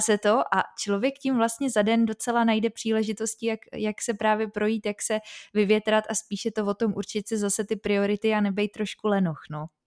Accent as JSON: {"language": "Czech", "region": "Prague", "country": "Czechia", "said": "já jsem právě taky z Prahy, ale máme tady, eh, bydlím docela na okraji"}